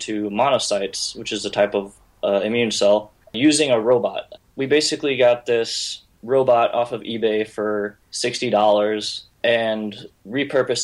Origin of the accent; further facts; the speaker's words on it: St. Louis, Missouri, United States; moved away as an adult; now in Syracuse, United States; I'm from St. Louis, Missouri, and right now I'm in Syracuse, New York